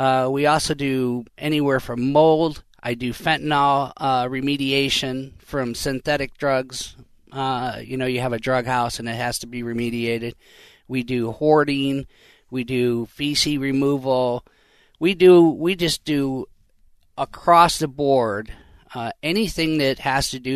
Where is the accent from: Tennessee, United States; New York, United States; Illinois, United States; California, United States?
Illinois, United States; also born or lived in Arizona; now in Minnesota, United States; Originally from Illinois